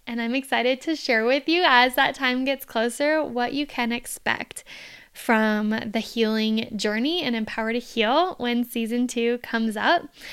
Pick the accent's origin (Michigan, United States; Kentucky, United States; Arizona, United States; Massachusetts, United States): Arizona, United States; Phoenix; I'm from Phoenix, Arizona